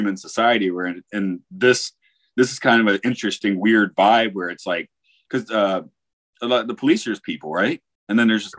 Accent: Atlanta, Georgia, United States; moved away; I'm from Atlanta. That's a city that has nothing to stop it from growing. It just goes on forever in relatively hilly land, right? Now I live in a mountain valley where everything's defined

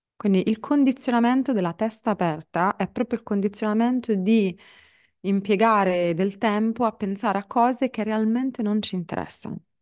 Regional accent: Palermo, Sicily, Italy; moved away; mi piazzo a Palermo, in Sicilia, che è la mia città d'origine

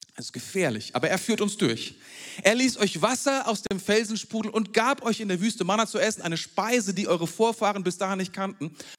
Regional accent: Germany; bei uns in Deutschland

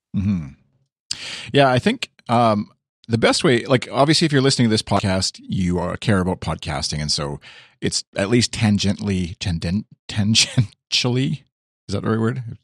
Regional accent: Canada; I as the Canadian

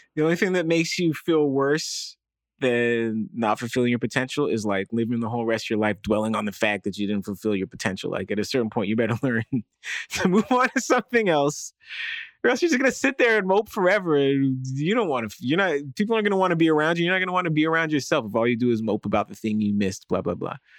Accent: Toronto, Ontario, Canada; also born or lived in United States; we were black and American in Canada

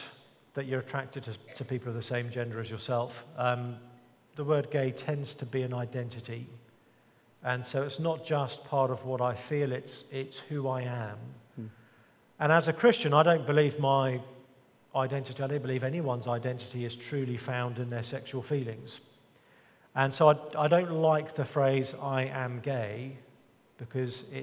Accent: England, United Kingdom; even growing up in England

